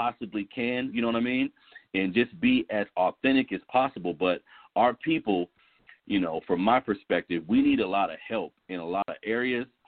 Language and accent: English; Sacramento, California, United States; I'm from south side of Sacramento. I went to Burbank High School. I'm from the Florin Road area.